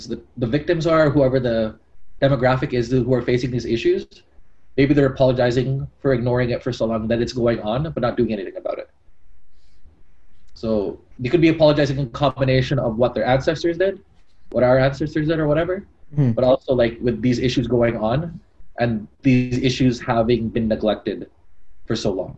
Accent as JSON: {"language": "English", "country": "Canada", "said": "being Canadian"}